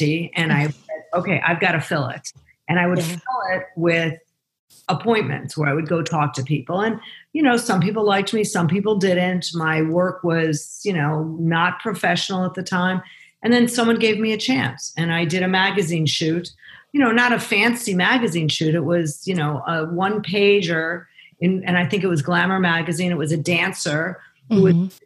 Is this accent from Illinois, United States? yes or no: yes; Chicago, Illinois, United States; I grew up in Chicago in the suburbs, the oldest of three kids